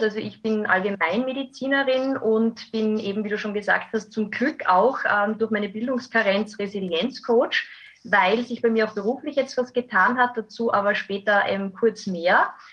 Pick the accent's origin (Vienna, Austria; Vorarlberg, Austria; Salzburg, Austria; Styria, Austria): Styria, Austria; Graz; hier nach Graz zu kommen. Das ist meine Heimatstadt.